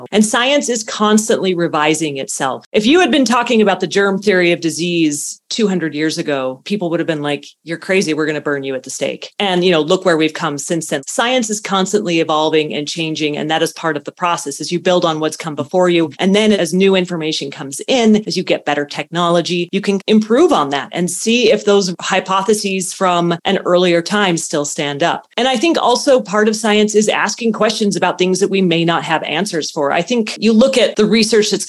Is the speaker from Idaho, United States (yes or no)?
yes; Idaho, United States; near where I grew up in Idaho.